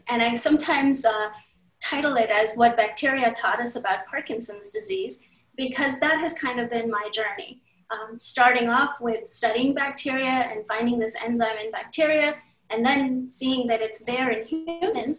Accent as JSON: {"language": "English", "country": "India", "tie": "born or raised there", "also_born_or_lived": "Maryland, United States / California, United States", "moved": "as an adult", "lives_now": "United States", "said": "I grew up in India. I came here in the middle of college."}